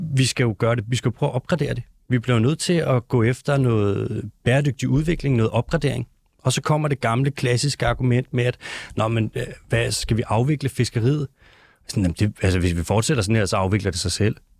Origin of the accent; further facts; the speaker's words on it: North Zealand, near Gilleleje, Capital Region of Denmark, Denmark; accent: North Zealand; jeg er faktisk fra Nordjylland. Ikke så langt fra Gildeleje